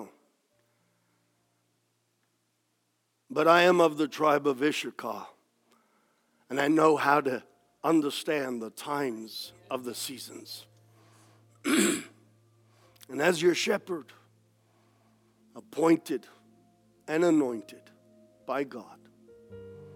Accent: United States; I am an American

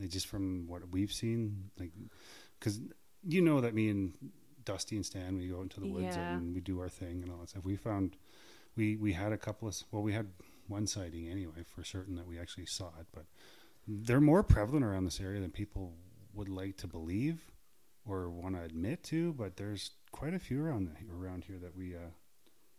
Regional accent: Saskatchewan, Canada; now in British Columbia, Canada; because I'm not from British Columbia. I'm from Saskatchewan.

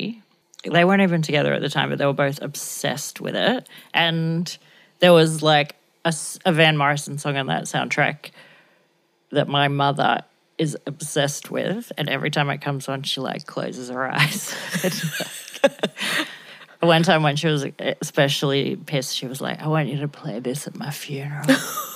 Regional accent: Blue Mountains, New South Wales, Australia; my childhood growing up in the Blue Mountains.

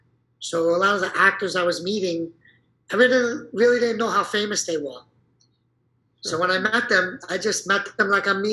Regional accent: Brooklyn, New York, United States; I fell into acting because I was a break dancer, and I came from Brooklyn, and they're looking for a lot of guys from Brooklyn, so.

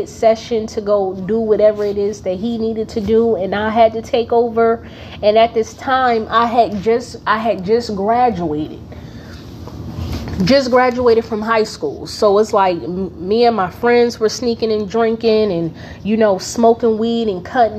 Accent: Newark, New Jersey, United States; I'm from Newark, New Jersey

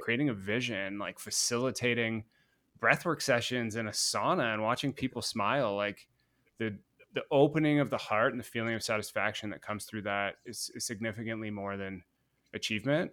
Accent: Guelph, Ontario, Canada; I grew up in Guelph, hundred thousand person city outside of Toronto in Canada

